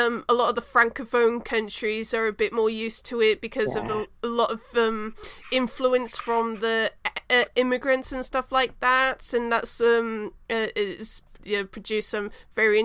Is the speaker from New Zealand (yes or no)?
yes; New Zealand; I am from New Zealand